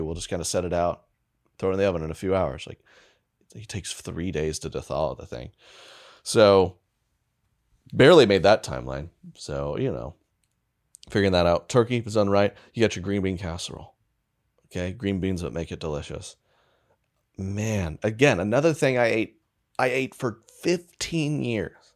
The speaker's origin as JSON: {"language": "English", "country": "United States", "said": "being American"}